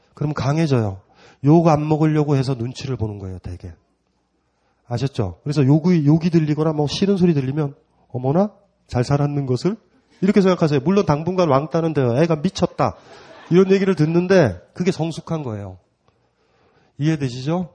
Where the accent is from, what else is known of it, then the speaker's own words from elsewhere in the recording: South Gyeongsang, South Korea; 저도 경남이잖아요.